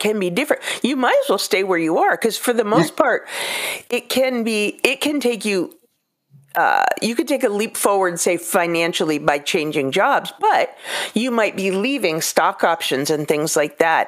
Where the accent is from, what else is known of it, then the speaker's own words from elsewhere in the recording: California, United States; I grew up in California